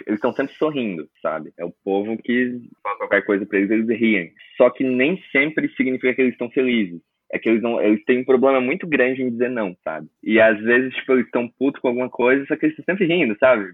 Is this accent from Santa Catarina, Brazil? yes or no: yes; Imbituba, Santa Catarina, Brazil; moved away as an adult; now in Bangkok, Thailand; sou de Imbituba, Santa Catarina